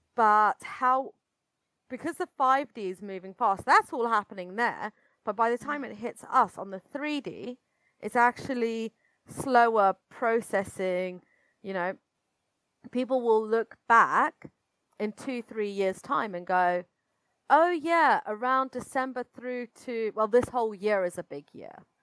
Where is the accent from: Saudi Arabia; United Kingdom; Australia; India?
United Kingdom; accent: British; you can tell probably from my accent that I'm British